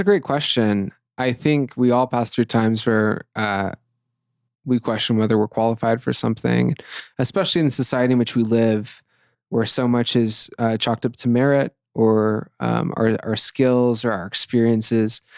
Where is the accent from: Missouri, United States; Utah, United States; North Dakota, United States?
Utah, United States; Ephraim; also born or lived in Salt Lake City, Utah / southwestern Virginia; I was born here in Salt Lake City, but grew up between um, southwestern Virginia and Ephraim, Utah. Went to Manti High School.